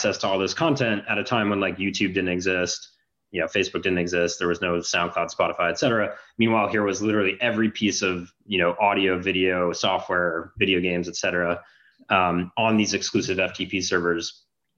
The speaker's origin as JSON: {"language": "English", "area": "Long Island", "region": "New York", "country": "United States", "tie": "born or raised there", "also_born_or_lived": "Canada", "moved": "as an adult", "said": "I grew up in New York, went to high school on Long Island, went to college in Canada"}